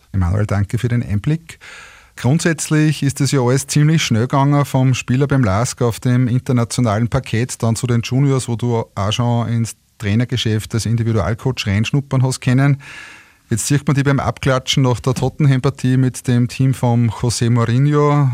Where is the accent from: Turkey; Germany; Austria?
Austria; Linz, Upper Austria; meiner Heimatstadt Linz